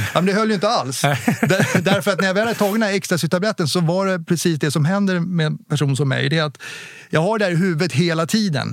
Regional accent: Åkersberga, Stockholm County, Sweden; Jag är uppväxt i Åkersberga

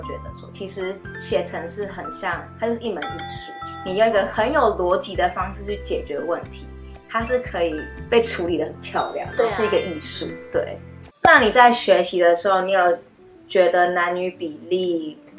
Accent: Taiwan; 我那一届 Computer Science 里面只有我一个台湾人，女生。

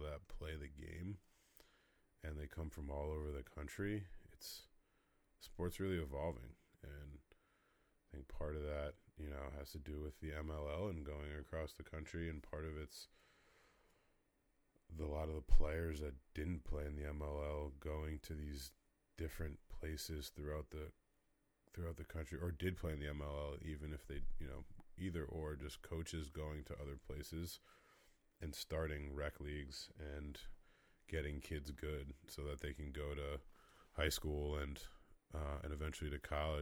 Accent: Rhode Island, United States; I grew up in Rhode Island, got to watch him when I went to MB, Moses Brown, across the street from Brown University

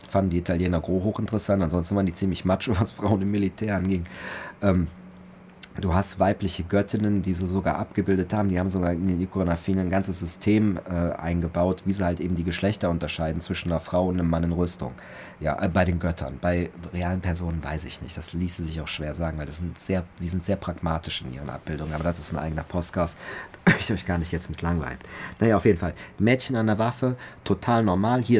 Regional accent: Cologne, North Rhine-Westphalia, Germany; ich bin Kölner, rheinfränkischer Kulturraum, da sind die Aachener, sind die Trierer, das sind ja alles Freunde.

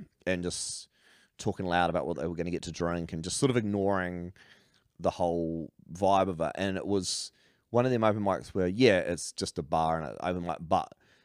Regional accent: New Zealand; also born or lived in Australia; I'm a Kiwi

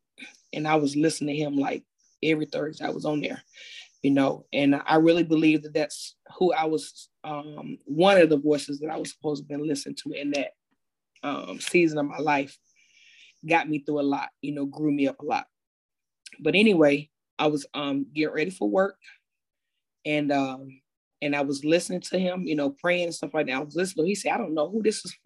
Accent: Fayetteville, North Carolina, United States; moved away as an adult; also born or lived in Greensboro, North Carolina; I'm originally from Fayetteville, North Carolina

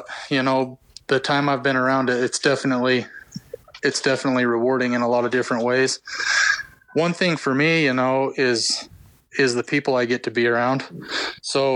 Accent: Kanab, Utah, United States; I'm from Kanab. I grew up here

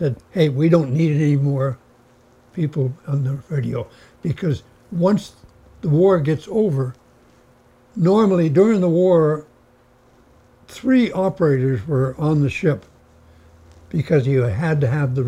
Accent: Houlton, Maine, United States; Holton is my town

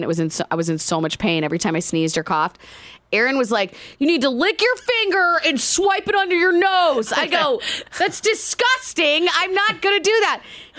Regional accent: Indiana, United States; I grew up in Indiana

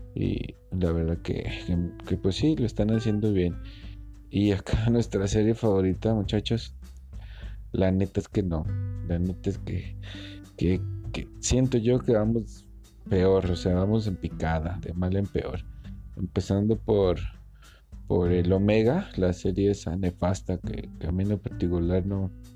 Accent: Guadalajara, Jalisco, Mexico; soy de Guadalajara, Jalisco, México

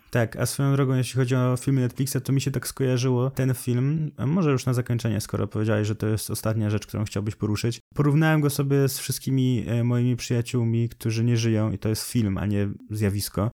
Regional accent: Poland; accent: Polish; z moim polskim akcentem

